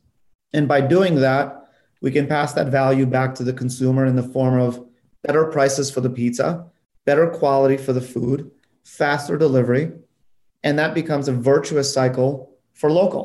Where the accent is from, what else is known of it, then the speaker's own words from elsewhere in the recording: North Macedonia; moved away; I come from Europe. I was born in Macedonia